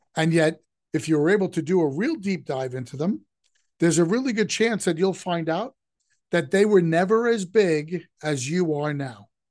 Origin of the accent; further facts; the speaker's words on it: New York, United States; growing up in New York